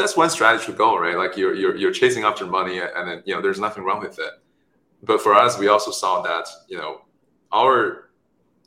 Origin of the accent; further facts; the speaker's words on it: China; moved away; also born or lived in Stanford; I was born in China, raised there